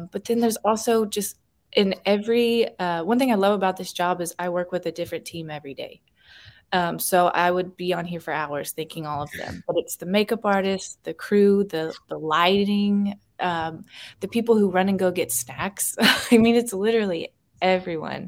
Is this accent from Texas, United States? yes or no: yes; Dallas, Texas, United States; moved away; I grew up in Texas, and so right by Mexico